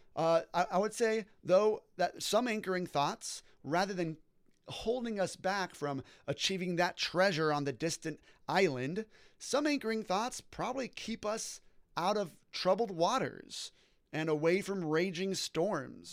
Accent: Orange County, California, United States; I was born and raised in Orange County, California

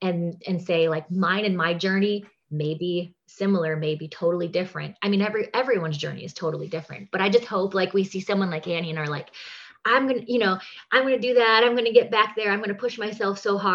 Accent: Wisconsin, United States; moved away as an adult; also born or lived in New York City; now in Las Vegas, United States; I grew up in Wisconsin, go Packers.

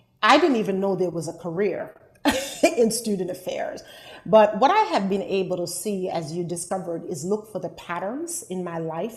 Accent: Liberty, Jamaica; now in United States; I grew up in Jamaica, West Indies, in a rural town called Liberty

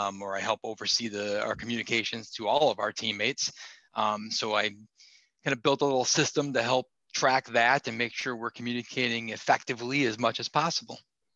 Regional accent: Marshfield, Wisconsin, United States; now in Seattle, United States; I live in Seattle. I grew up in Marshfield, though, and have worked for rail for a long time now.

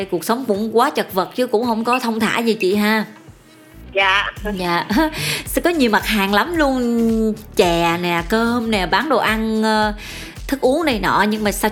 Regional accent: Bình Thuận, Vietnam; moved away; quê em ở Bình Thuận

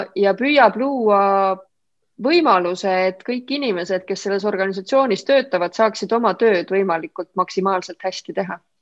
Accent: Olustvere, Viljandi County, Estonia; also born or lived in Võhma; ma olen pärit pisikesest kohast, äh, Olustverest, mis on Viljandimaal

